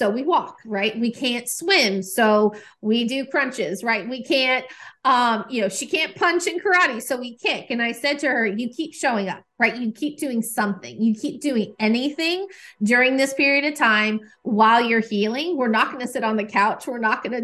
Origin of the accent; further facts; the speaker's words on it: Nashville, Tennessee, United States; I'm here in Nashville. This is my hometown